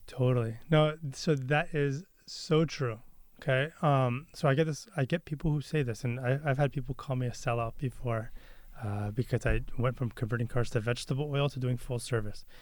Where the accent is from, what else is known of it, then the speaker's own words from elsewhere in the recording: Beaverton, Oregon, United States; also born or lived in Santa Cruz, California; I grew up in Beaverton